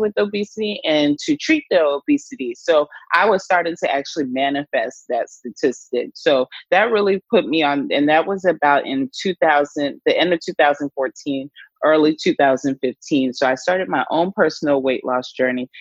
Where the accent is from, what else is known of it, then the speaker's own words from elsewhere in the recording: Atlanta, Georgia, United States; up in the South in Atlanta, Georgia, is where I'm from originally.